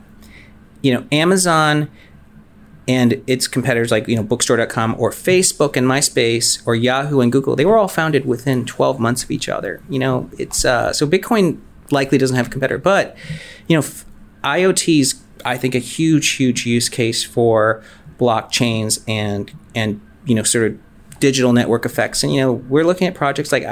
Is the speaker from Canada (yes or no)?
no; Michigan, United States; We grew up in Michigan.